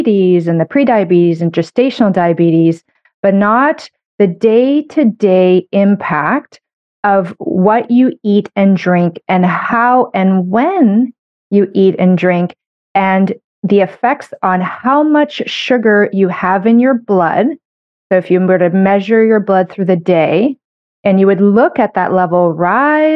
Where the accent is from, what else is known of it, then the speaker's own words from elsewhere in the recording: Canada; I'm a Canadian medical doctor